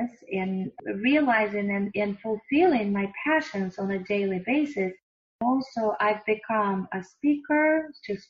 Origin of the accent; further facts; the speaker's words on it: Russia; moved away; I was born and raised in another country. I was born and raised in Russia.